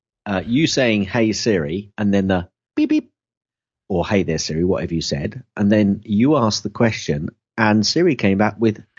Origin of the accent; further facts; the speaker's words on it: Kettering, East Midlands, United Kingdom; I'm from Kettering, mate.